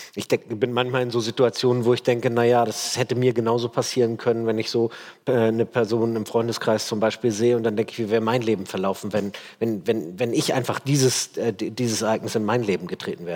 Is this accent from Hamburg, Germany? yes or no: yes; Hamburg, Germany; Ich bin in Hamburg in Steilshoop aufgewachsen, jetzt nicht so die feine Ecke.